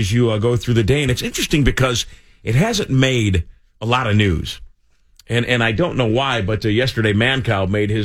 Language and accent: English; West Chicago, Illinois, United States; when I was a kid listening to this radio station, you know, out in West Chicago, Illinois